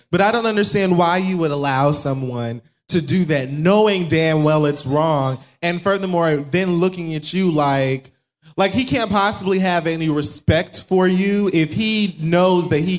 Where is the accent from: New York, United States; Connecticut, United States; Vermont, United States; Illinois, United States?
Connecticut, United States; I'm from Connecticut.